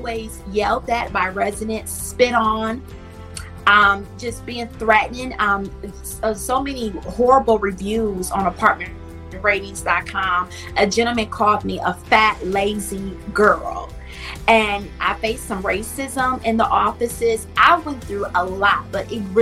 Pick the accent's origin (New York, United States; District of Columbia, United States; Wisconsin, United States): Wisconsin, United States; Milwaukee; I grew up in Milwaukee, Wisconsin